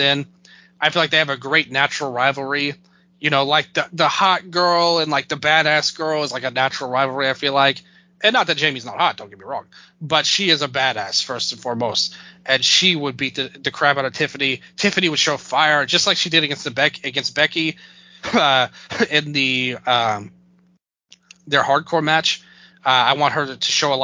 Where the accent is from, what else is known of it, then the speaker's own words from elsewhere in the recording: United States; I'm an American